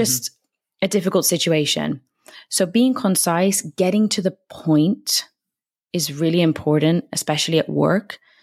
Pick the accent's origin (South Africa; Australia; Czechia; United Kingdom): United Kingdom; moved away as an adult; now in Madrid, Spain; I'm from the U K, as you may be able to tell from my accent.